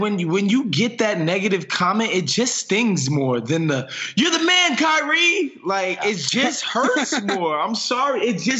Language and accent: English; New York City, New York, United States; now in Los Angeles, United States; I'm from New York City.